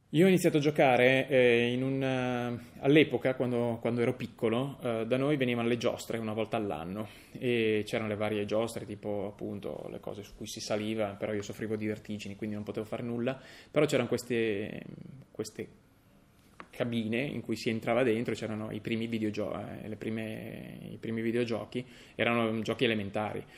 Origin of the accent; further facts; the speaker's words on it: Udine, Friuli-Venezia Giulia, Italy; da Udine, dove vengo